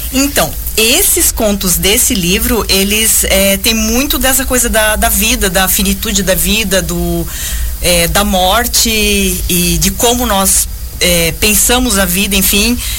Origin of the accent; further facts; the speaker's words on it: Joinville, Santa Catarina, Brazil; embora nós duas moremos em Piraberaba a vida toda